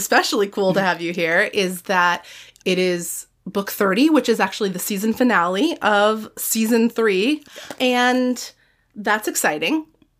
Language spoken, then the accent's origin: English; Midwest, United States; growing up in the Midwest